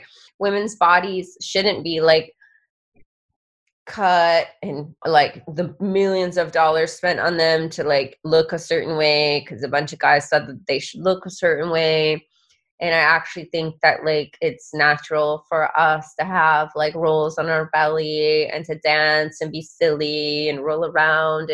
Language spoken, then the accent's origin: English; Georgia, United States; I grew up in the United States in the state of Georgia, and Georgia is in the South.